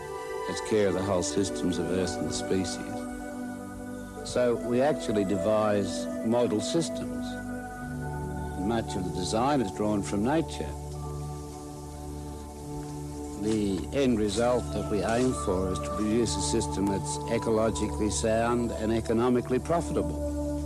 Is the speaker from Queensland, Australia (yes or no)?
no; Stanley, Tasmania, Australia; born there; I was born in Stanley in Tasmania 63 years ago. It's a cold climate, and all my ancestors had come from cold climates.